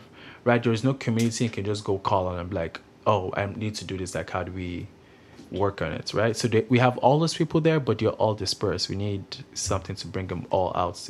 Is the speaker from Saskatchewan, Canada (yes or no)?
no; Grande Prairie, Alberta, Canada; now in Kelowna, Canada; Like, you come from Grand Prairie, like a small community where there's not a lot of culture